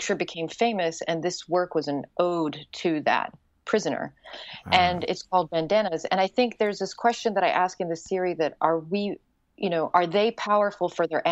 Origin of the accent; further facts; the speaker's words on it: Yemen; also born or lived in Wales / New York / Morocco / Bosnia; now in United States; where I grew up, which is Yemen